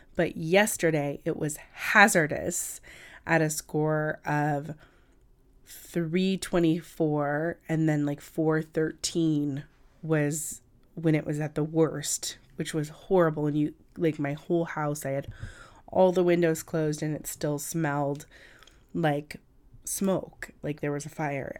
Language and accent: English; California, United States; now in New York City, United States; I'm from California originally, and I'm a native Californian